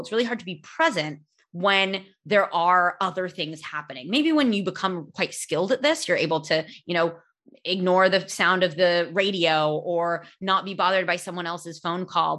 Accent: California, United States; I'm from California.

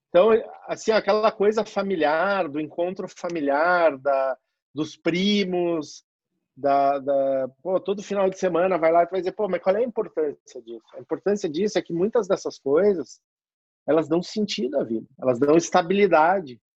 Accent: South Region, Brazil; now in São Paulo, Brazil; eu saí do Sul e vim morar em São Paulo para poder construir a minha

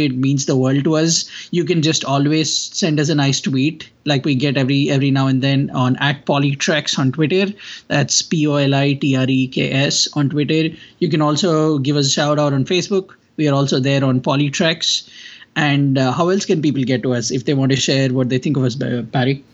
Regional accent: India; I come from India

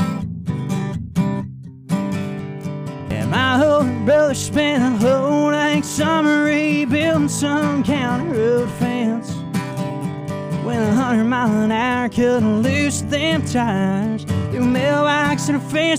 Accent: La Vernia, Texas, United States; I grew up in Laverne, Texas

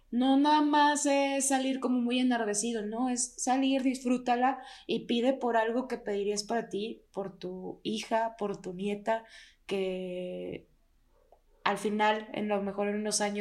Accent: Durango, Mexico; yo también soy de Durango, pero no vivo en Durango

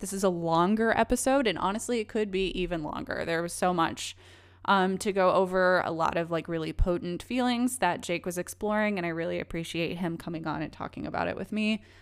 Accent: Missouri, United States; now in Los Angeles, United States; I grew up in Missouri

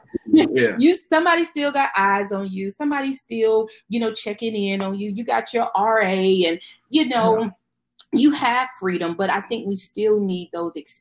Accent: Charlotte, North Carolina, United States; moved away as an adult; also born or lived in Destin, Florida; now in Atlanta, United States; I'm from Charlotte, North Carolina

